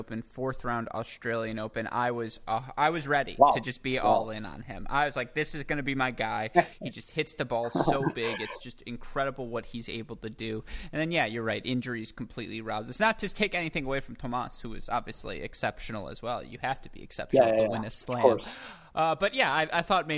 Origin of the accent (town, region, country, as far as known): United States